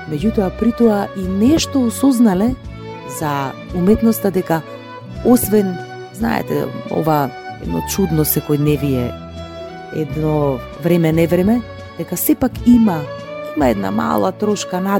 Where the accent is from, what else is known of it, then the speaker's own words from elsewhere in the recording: Tetovo, Polog, North Macedonia; заради тоа што сум родена во Тетово, многу сакам да ги слушам и старите тетовски песни, староградски.